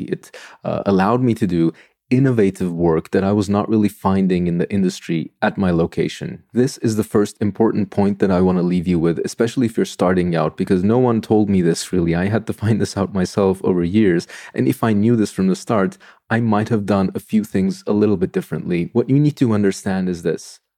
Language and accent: English; Istanbul, Turkey; moved away as an adult; now in Sweden; I am from Turkey. I grew up in Istanbul.